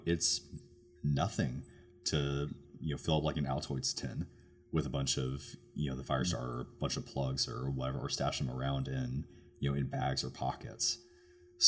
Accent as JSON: {"language": "English", "region": "Oregon", "country": "United States", "moved": "yes", "said": "I'm from Oregon originally. I'm from the Pacific Northwest"}